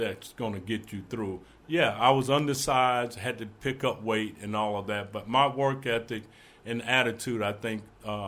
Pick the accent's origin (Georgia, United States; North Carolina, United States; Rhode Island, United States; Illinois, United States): Georgia, United States; Roberta; moved away as an adult; now in Kentucky, United States; where I grew up in Roberta